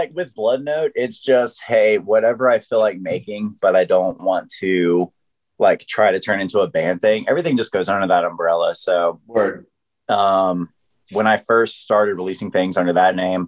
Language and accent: English; Wilmington, North Carolina, United States; now in Raleigh, United States; I'm from Wilmington, North Carolina, live in Raleigh, North Carolina